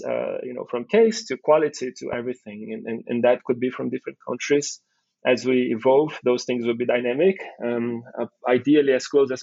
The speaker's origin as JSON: {"language": "English", "country": "Brazil", "tie": "born or raised there", "moved": "as an adult", "lives_now": "Singapore", "said": "Coming from Brazil, and I'm from European families, born and lived in Brazil for most of my life."}